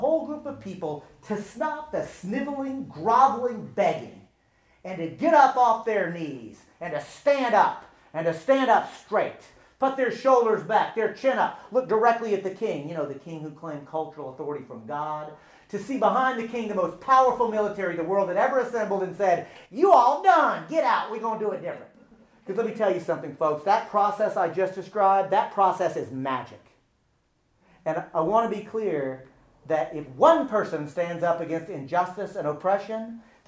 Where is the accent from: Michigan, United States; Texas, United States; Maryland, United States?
Texas, United States; I'm from Texas.